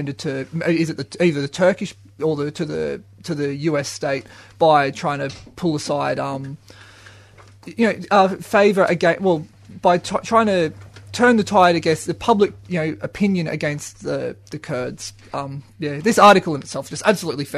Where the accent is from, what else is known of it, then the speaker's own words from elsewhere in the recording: Australia; I'm Australian.